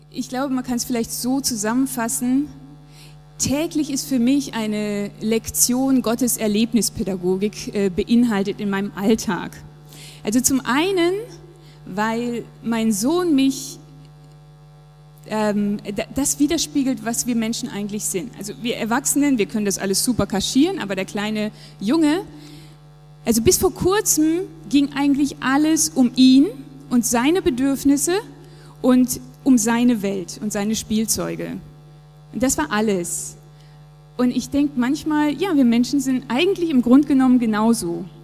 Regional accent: Japan; Der Ort, meine Heimat, Japan. Ich bin dort geboren, aufgewachsen und es war einfach sehr, sehr prägend für mich.

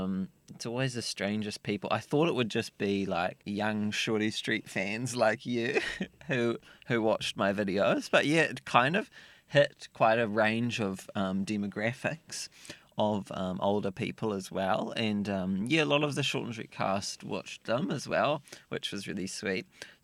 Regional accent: Dunedin, Otago, New Zealand; Well, I grew up in Dunedin and I did not have many friends.

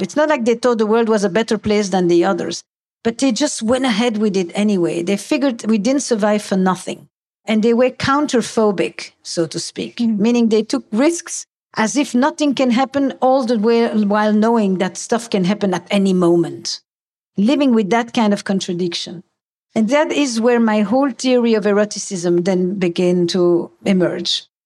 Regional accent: Antwerp, Flanders, Belgium; I come from Antwerp.

